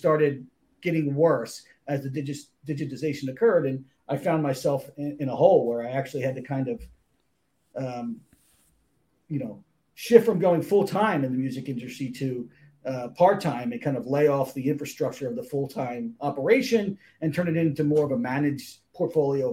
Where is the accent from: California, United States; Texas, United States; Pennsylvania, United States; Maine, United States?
Pennsylvania, United States; Philadelphia; moved away as an adult; also born or lived in Toledo, Ohio; Grew up in the Philadelphia area, lived there for most of my life, then moved out to the Midwest, to Toledo, Ohio.